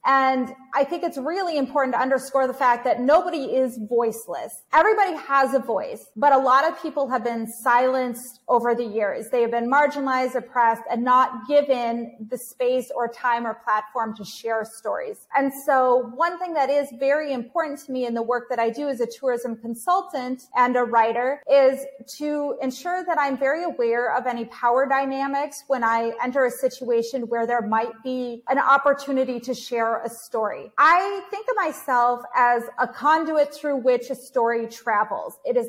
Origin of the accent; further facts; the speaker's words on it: Ukraine; it provide me with a different perspective of my home country of Ukraine at that time